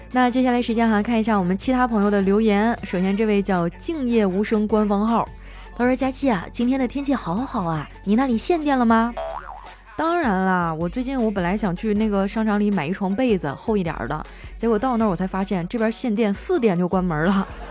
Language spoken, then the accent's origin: Chinese; Heilongjiang, China; 我老家是黑龙江的嘛，不靠海